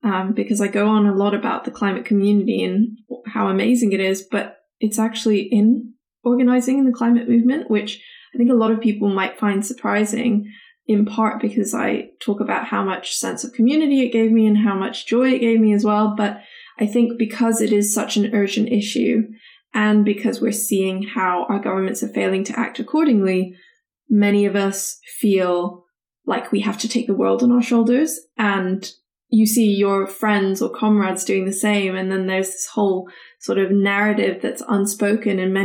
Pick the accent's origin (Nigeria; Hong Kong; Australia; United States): Hong Kong; now in Bristol, United Kingdom; I'm based in the UK, but I am from Hong Kong